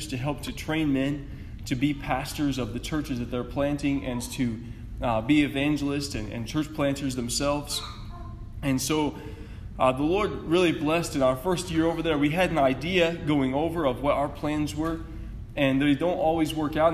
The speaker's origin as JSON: {"language": "English", "town": "Rapid City", "region": "South Dakota", "country": "United States", "tie": "born or raised there", "also_born_or_lived": "Cameroon", "moved": "as an adult", "said": "I grew up near Rapid City"}